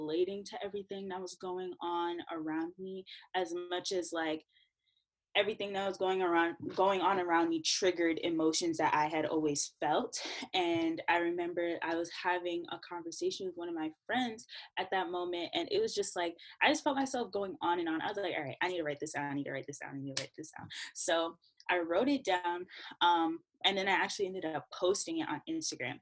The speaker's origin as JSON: {"language": "English", "town": "New York City", "region": "New York", "country": "United States", "said": "I'm from Brooklyn. My family is Jamaican. I'm first gen."}